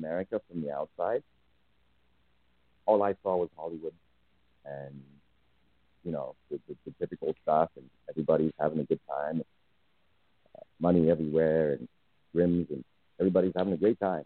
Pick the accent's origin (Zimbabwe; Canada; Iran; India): Zimbabwe; moved away; also born or lived in United States; I was born in Zimbabwe.